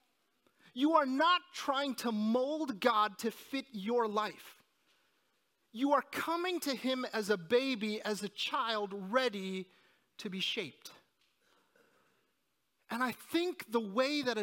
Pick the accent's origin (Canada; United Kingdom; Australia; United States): United States; New Jersey; moved away; also born or lived in New York; I was born in New Jersey and, I'm sorry, in New York, and I lived in New Jersey most of my life